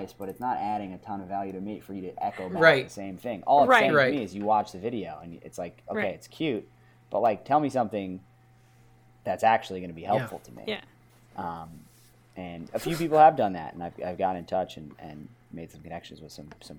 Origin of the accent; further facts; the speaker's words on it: New York City, New York, United States; Yeah, I was very lucky to be born and grow up in New York City. It's a crazy place, but it was a really cool, unique place to grow up.